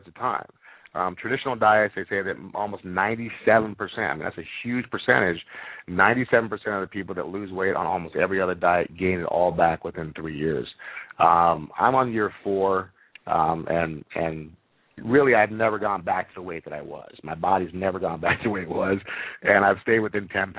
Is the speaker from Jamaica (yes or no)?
yes; Jamaica; moved away; I grew up in Jamaica where I chewed on cane, sugar cane all day long